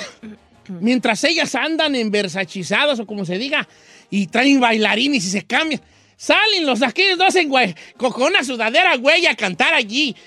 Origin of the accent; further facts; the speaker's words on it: Michoacán, Mexico; soy de Michoacán